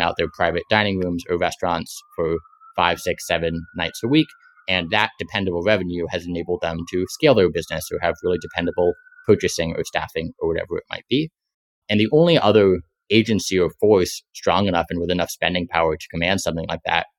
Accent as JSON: {"language": "English", "town": "San Francisco", "region": "California", "country": "United States", "tie": "born or raised there", "said": "I grew up in San Francisco"}